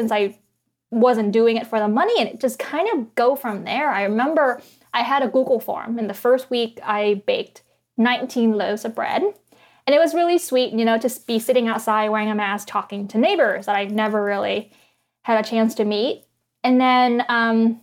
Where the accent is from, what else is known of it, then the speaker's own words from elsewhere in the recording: Vietnam; now in Washington, D.C., United States; I grew up in Vietnam.